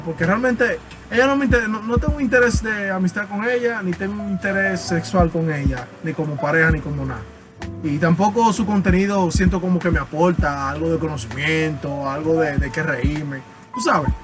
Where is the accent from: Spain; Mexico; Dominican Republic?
Dominican Republic; soy dominicano